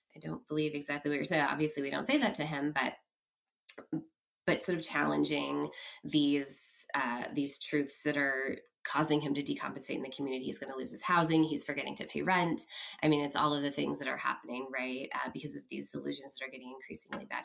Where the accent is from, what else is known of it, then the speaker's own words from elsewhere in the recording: Bay Area, California, United States; moved away as an adult; also born or lived in San Francisco; now in Portland, United States; I'm originally from the Bay Area